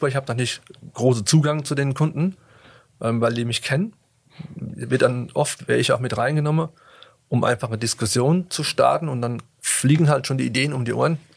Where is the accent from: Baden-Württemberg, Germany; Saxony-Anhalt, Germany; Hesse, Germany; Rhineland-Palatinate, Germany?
Rhineland-Palatinate, Germany; Aber irgendwie habe ich mich wieder rausgeputtelt, gebuttelt, so sagt man bei uns